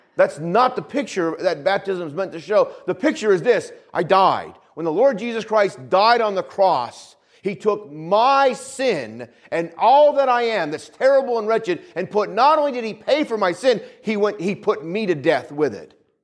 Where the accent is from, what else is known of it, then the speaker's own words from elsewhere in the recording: New England, United States; moved away; Where I grew up, where I grew up in New England